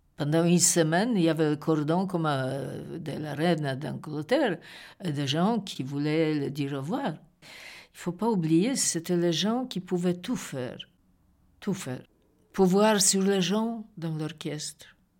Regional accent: Poland; French is a second language; moved away as an adult; also born or lived in Paris / Belgium; now in Brussels, Belgium; Je suis une Polonaise

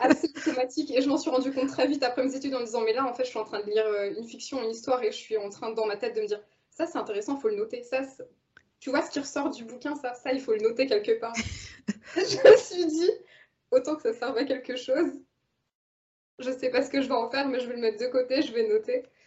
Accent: Normandy, France; moved away as an adult; j'ai grandi en Normandie

